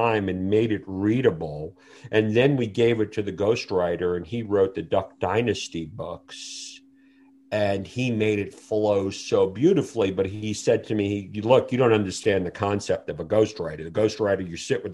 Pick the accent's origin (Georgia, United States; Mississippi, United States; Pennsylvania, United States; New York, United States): New York, United States; New York City; I grew up in Brooklyn, New York